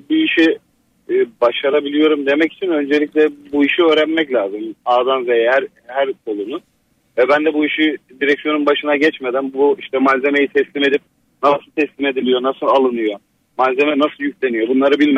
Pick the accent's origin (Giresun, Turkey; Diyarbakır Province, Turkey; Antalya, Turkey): Giresun, Turkey; Bu arada ben de Giresunluyum.